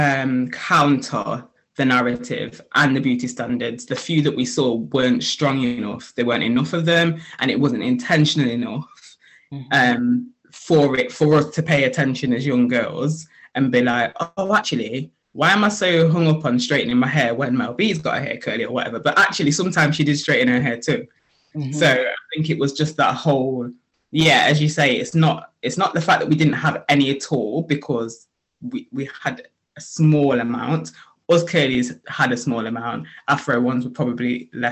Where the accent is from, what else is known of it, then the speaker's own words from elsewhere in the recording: Nottingham, East Midlands, United Kingdom; also born or lived in Sheffield; So I'm from Sheffield originally, but we moved to Nottingham when I was 8.